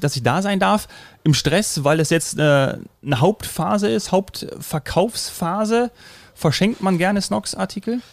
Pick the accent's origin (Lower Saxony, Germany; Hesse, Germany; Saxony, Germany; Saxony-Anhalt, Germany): Hesse, Germany; now in Bavaria, Germany; gebürtiger Hesse, aber äh, das Herz wird immer bajuwarischer